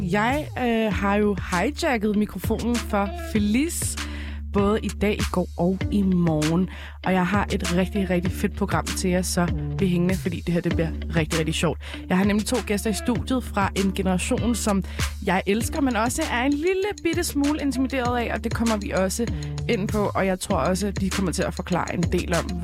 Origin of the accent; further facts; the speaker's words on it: Frederiksberg, Capital Region of Denmark, Denmark; jeg er 16 og kommer fra Frederiksberg.